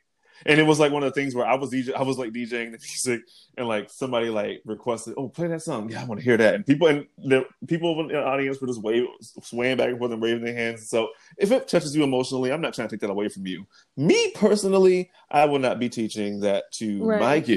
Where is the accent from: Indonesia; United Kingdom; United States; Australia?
United States; I'm an American